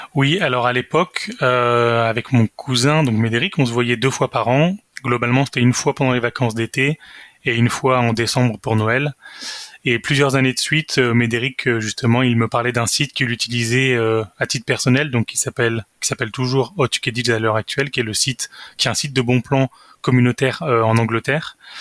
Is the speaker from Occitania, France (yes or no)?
no; Saint-Étienne, Auvergne-Rhône-Alpes, France; moved away as an adult; also born or lived in Versailles; now in Lyon, France; je suis né à Versailles, euh, j'ai trois frères et une sœur, et j'ai vécu la plupart du temps à Saint-Étienne, là où j'y ai fait également mes études